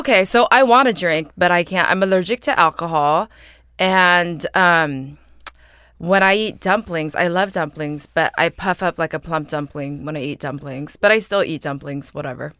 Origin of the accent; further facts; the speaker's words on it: San Jose, California, United States; moved away as an adult; now in New York, United States; I grew up in San Jose, but I've lived in New York for nine years